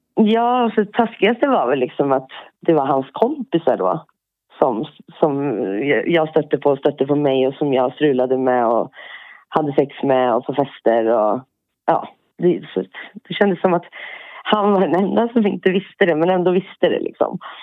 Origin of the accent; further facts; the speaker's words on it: Björklinge, Uppsala County, Sweden; moved away as an adult; now in Poland; Jag är född eh, norr om Uppsala, i Björklinge. Mm. Och sen ännu lite längre in, en liten by, Spångaringen